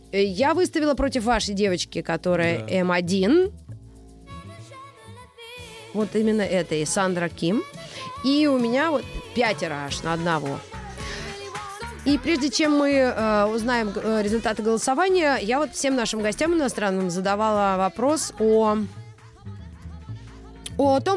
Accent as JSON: {"language": "Russian", "region": "Wallonia", "country": "Belgium", "second_language": "Russian", "said": "Но я же из Волонии."}